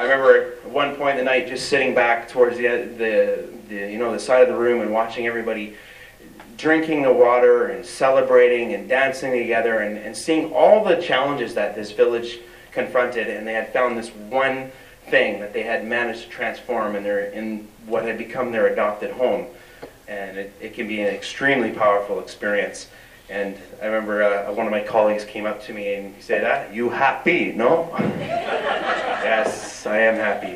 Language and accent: English; British Columbia, Canada; as Canadians, as British Columbians, as First Nations